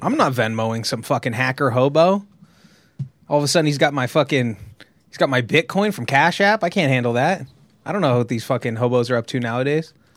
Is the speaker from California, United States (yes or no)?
yes; California, United States; I'm from California